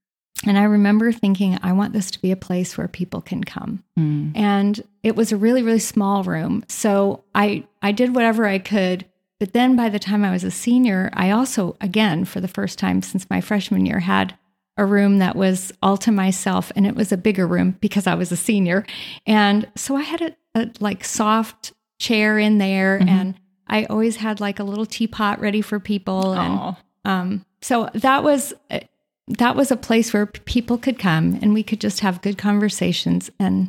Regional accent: Indiana, United States; now in San Antonio, United States; I serve at the Bible Study Fellowship headquarters in San Antonio, Texas, but I'm really from Indiana. We lived in Indiana for 38 years. Our whole married life, we lived in one zip code.

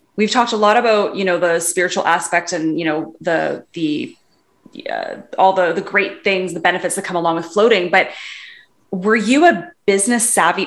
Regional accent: Vancouver, British Columbia, Canada; I'm from Vancouver too

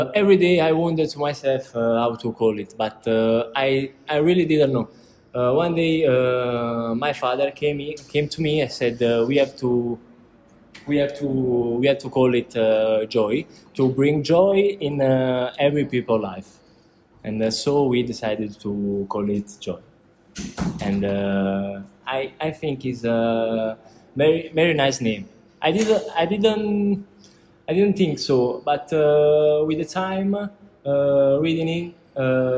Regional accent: San Giorgio a Cremano, Campania, Italy; English is a second language; moved away as an adult; I came from San Giorgio Cremano, that is a small country near Napoli, the center of Napoli.

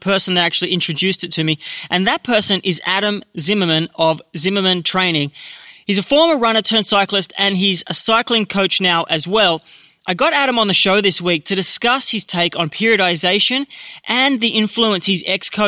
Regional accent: Australia

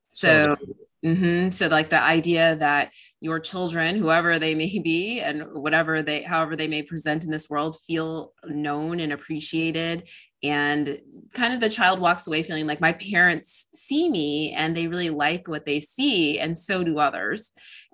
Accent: Illinois, United States; I'm actually from Illinois

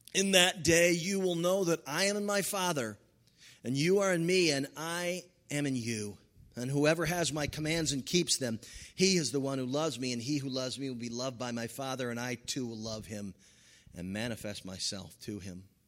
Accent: California, United States; as a Californian

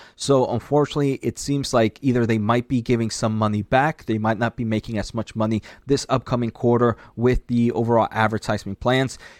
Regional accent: New Jersey, United States; New Jersey. Uh, so that's my home state

